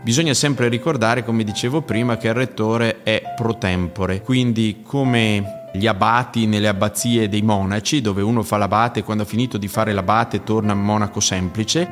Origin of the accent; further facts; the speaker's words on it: Ziano di Fiemme, Trentino-Alto Adige, Italy; also born or lived in Cavalese; io sono cresciuto in un paese che si chiama Ziano di Fiemme, ma sono nato a Cavalese perché l'ospedale sta lì